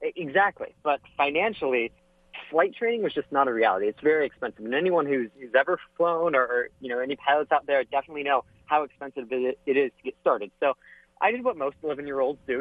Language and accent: English; Orlando, Florida, United States; I'm from Orlando, Florida. So, growing up in Florida, I had the space shuttle in my backyard when I was a kid